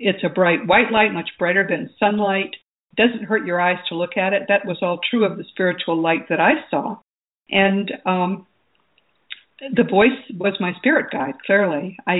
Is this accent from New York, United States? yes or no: no; Missouri, United States; I mean, I'm from Missouri. You got to show me.